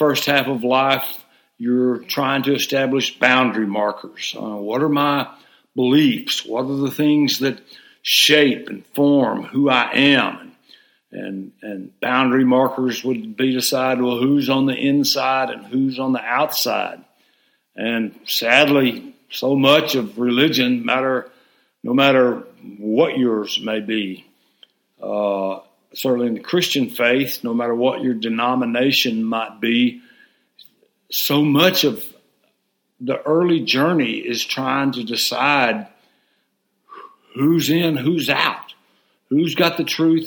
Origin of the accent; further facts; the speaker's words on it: Hot Springs, Arkansas, United States; I grew up in Hot Springs, Arkansas